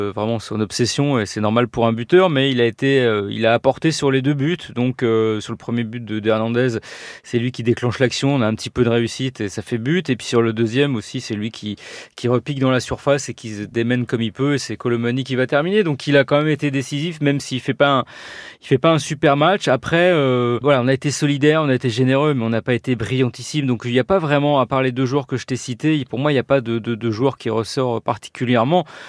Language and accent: French; France; je suis français